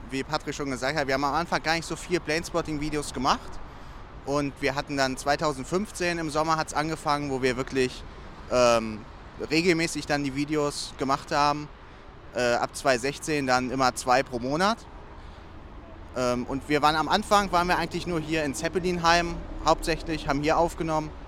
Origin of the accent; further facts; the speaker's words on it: Dreieich, Hesse, Germany; wir kommen alle aus Dreieich. Das ist so 10 Kilometer ungefähr weg.